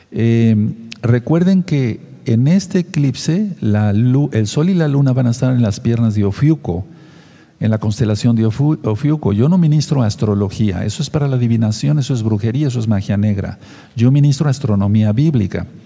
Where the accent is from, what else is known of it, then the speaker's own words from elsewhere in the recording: Tehuacán, Puebla, Mexico; de Tehuacán, Puebla, México